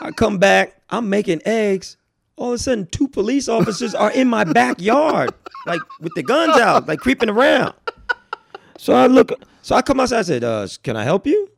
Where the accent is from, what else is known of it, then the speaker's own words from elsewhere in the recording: New York, United States; moved away as an adult; now in Thousand Oaks, United States; I'm from New York